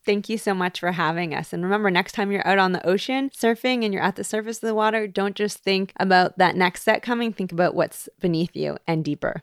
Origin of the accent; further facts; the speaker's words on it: Toronto, Ontario, Canada; moved away as an adult; now in Hawaii, United States; growing up in Toronto.